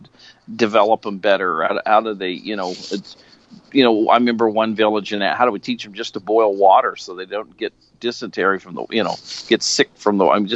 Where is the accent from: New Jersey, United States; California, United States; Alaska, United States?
Alaska, United States; also born or lived in Idaho; I'm from Alaska